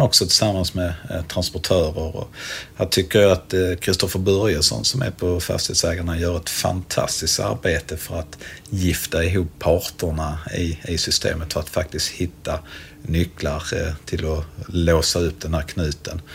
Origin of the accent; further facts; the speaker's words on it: Helsingborg, Skåne, Sweden; som helsingborgare